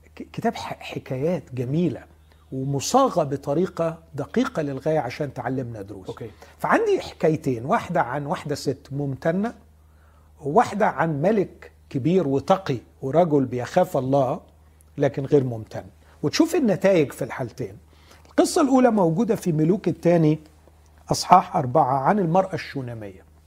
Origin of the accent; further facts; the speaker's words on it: Egypt; احنا بنهرج كمصريين